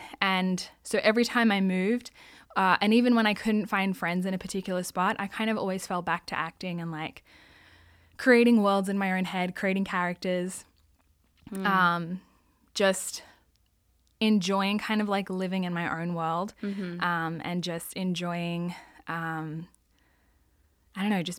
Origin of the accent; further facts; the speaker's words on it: Sydney, New South Wales, Australia; Well, I'm Australian, so I grew up in Australia. Yes. I was born in Sydney, which everybody knows Sydney, Opera House, Harbour Ridge. So I actually grew up in the suburbs, in the eastern suburbs